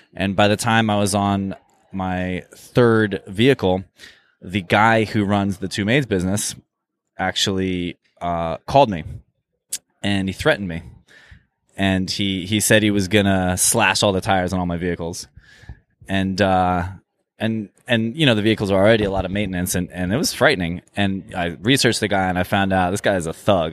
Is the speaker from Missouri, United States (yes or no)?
no; Eugene, Oregon, United States; also born or lived in Jerusalem / Cairo / Tokyo; now in Los Angeles, United States; I grew up in, uh, actually Eugene, Oregon